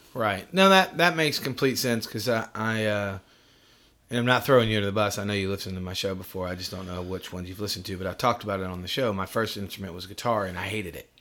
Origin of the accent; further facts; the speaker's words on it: New York, United States; moved away; I'm from New York